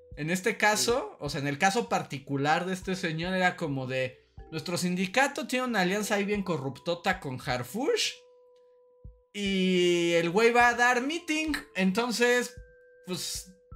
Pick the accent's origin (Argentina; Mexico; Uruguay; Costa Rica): Mexico; mi historia de niño mexicano en Acapulco